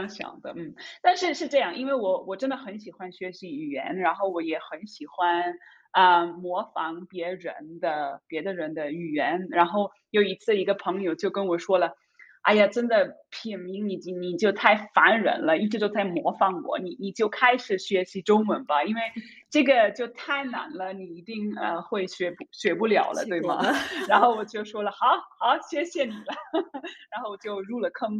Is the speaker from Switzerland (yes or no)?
yes; Zurich, Switzerland; Chinese is a second language; 因为爱喝茶啊，三十而已的苏黎世土著，